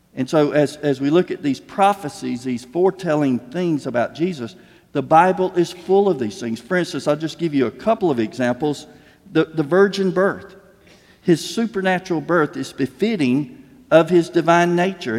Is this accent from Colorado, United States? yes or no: no; Slocum, Texas, United States; I'm from Slocum, at that point, we were six miles outside of Slocum, uh, our, our, family farm